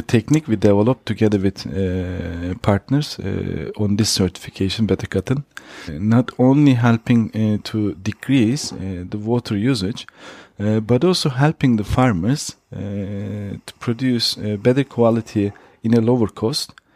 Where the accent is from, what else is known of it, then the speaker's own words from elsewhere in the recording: Turkey; moved away as an adult; also born or lived in Switzerland; now in Austria; I'm from Turkey. Uh, I was born and raised in Turkey